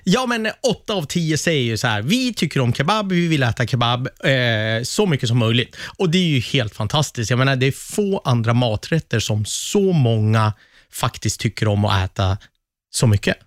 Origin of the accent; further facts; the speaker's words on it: Västerås, Västmanland, Sweden; i Västerås i alla fall, där jag kommer ifrån.